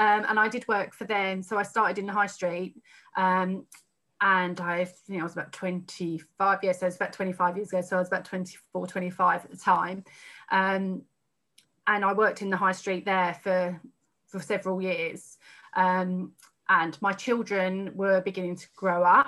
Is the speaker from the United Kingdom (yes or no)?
yes; Haverhill, East of England, United Kingdom; I grew up in Haverhill, where I was still living at the time.